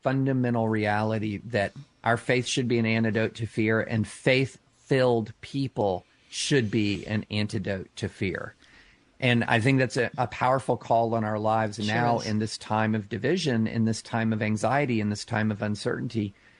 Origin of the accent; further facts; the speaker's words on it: Lexington, Kentucky, United States; I grew up outside of Rupp Arena, several miles outside of Rupp Arena in Lexington, Kentucky.